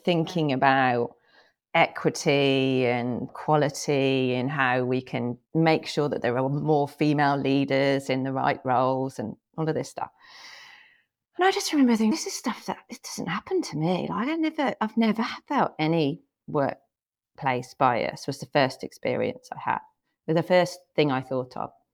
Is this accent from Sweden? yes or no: no; England, United Kingdom; moved away as an adult; also born or lived in Thailand; now in United States; I was born in England, but I haven't lived there since about two thousand and eight